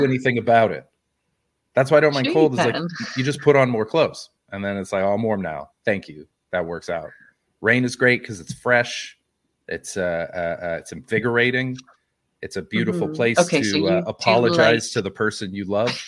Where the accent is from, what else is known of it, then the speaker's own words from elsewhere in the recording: West Coast, British Columbia, Canada; moved away as an adult; also born or lived in Montreal, Canada; now in Ireland; I'm from the West Coast